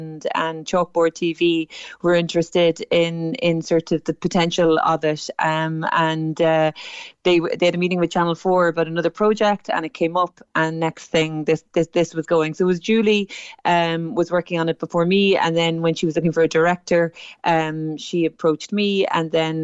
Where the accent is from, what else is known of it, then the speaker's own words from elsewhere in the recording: Cork, Munster, Ireland; I am from Ballintemple